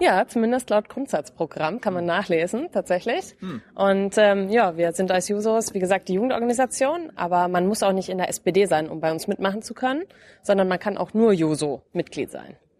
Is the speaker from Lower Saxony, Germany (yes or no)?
no; Lower Bavaria, Germany; Ich komme aus Niederbayern, ähm, aus einem genau sehr kleinen Ort in Bayern.